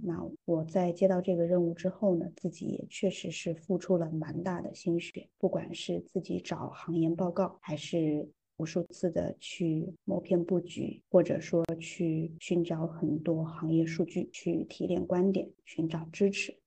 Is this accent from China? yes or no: yes; Yunnan, China; now in Beijing, China; 现在呢，我生活在北京，呃，但我并不是出生在北京，我出生在云南